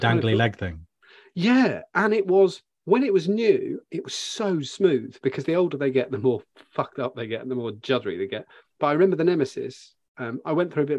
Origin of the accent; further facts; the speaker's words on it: Bletchley, South East England, United Kingdom; moved away; I'm from Bucks originally, just outside Bletchley